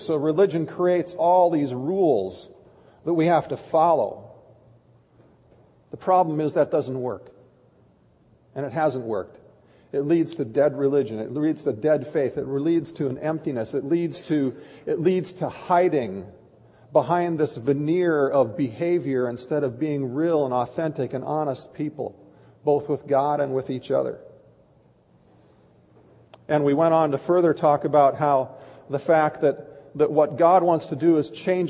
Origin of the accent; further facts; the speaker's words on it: Kiester, Minnesota, United States; I grew up in Keister, Minnesota